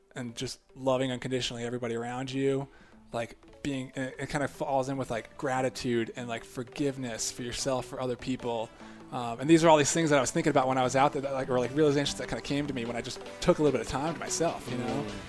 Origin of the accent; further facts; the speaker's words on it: United States; moved away as an adult; also born or lived in Japan; growing up outside Washington D.C. suburbs, like a lot of military government kind of presence